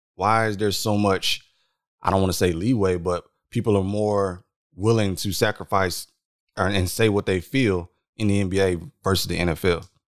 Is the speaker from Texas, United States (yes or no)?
yes; San Antonio, Texas, United States; we are both from San Antonio for the world listening, San Antonio, Texas, not Ibiza